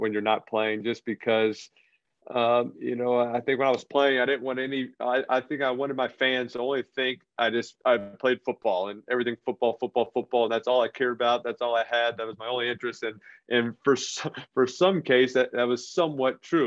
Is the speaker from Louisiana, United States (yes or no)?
yes; New Orleans, Louisiana, United States; moved away as an adult; also born or lived in Northeast US; now in Northeast, United States; I grew up in New Orleans, not a whole lot of hockey going on